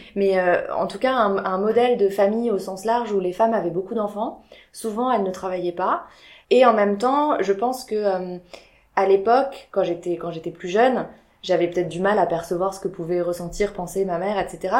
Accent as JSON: {"language": "French", "town": "Biarritz", "region": "Nouvelle-Aquitaine", "country": "France", "also_born_or_lived": "Paris", "moved": "as an adult", "said": "je venais du sud de la France, je viens de Biarritz, moi, de base"}